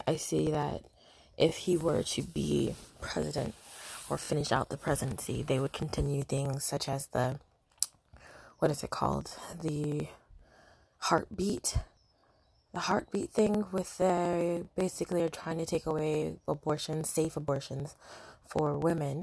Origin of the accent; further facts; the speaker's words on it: United States; also born or lived in Britain; now in United Kingdom; I'm an American in Britain